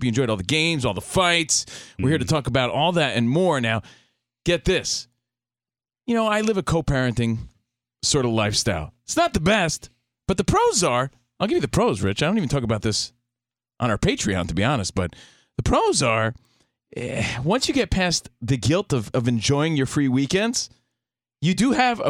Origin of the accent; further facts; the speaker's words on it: East Coast, United States; now in Los Angeles, United States; But, yeah, we're from the East Coast out here in the mean streets of L.A., ready to talk some sports and nonsense.